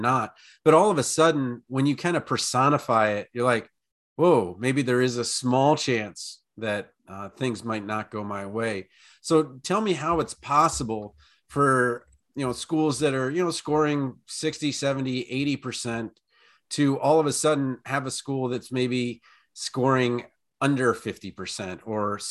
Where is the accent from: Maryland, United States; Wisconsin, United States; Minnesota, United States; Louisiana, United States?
Maryland, United States; now in Iowa, United States; my home state from before. I'm in Iowa now, but Maryland